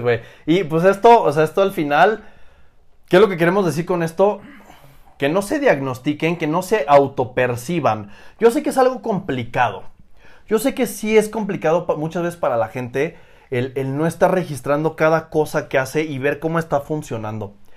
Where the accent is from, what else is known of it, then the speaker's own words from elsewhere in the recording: Oaxaca, Mexico; yo soy de Oaxaca